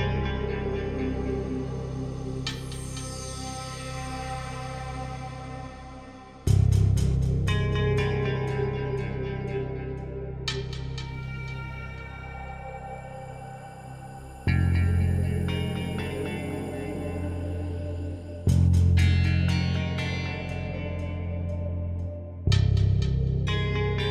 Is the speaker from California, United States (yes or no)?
no; Colorado, United States; now in Massachusetts, United States; I'm from Colorado, but I live in Massachusetts